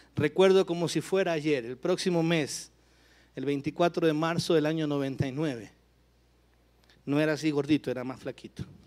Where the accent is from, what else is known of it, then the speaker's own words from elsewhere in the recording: Guayaquil, Guayas, Ecuador; mi tierra, Guayaquil, Ecuador